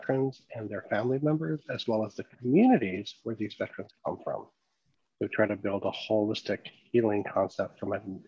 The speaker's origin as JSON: {"language": "English", "region": "Southeast Alaska", "country": "United States", "said": "I am from Metro Capital of British Columbia in Southeast Alaska"}